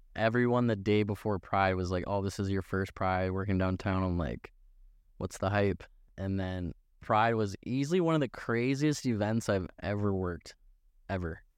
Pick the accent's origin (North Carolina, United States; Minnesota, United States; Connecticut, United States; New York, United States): Minnesota, United States; we're from Minnesota. This is what you do in the summertime